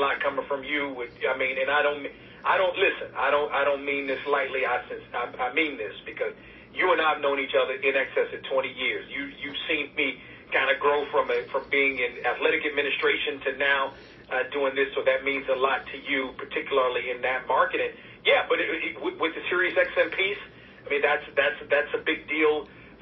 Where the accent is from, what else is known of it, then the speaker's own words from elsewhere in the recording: Washington, District of Columbia, United States; growing up in the Washington, D.C. area, there was a show called Sports Call with Kent Beatrice